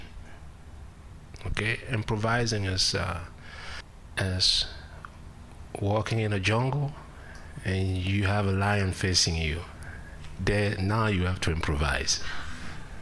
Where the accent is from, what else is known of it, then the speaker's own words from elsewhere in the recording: Cameroon; English is a second language; moved away as an adult; I grew up, and I was born in Cameroon, Central Africa.